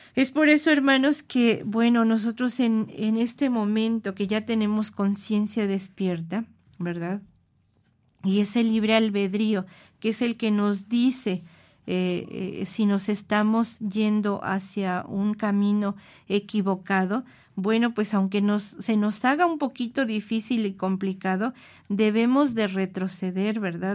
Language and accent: Spanish; Mexico City, Mexico; nuestra Ciudad de México